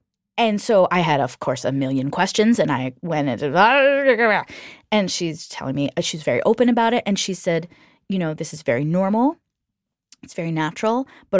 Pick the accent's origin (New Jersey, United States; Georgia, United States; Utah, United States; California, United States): New Jersey, United States; when I was a teenager, I had a friend in the town I grew up in New Jersey